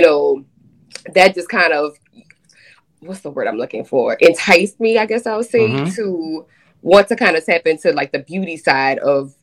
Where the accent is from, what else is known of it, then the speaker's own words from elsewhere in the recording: New Orleans, Louisiana, United States; I am born and raised in New Orleans, Louisiana